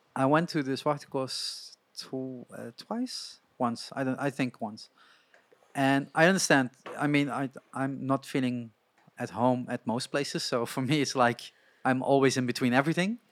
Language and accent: English; Netherlands; I grew up in Holland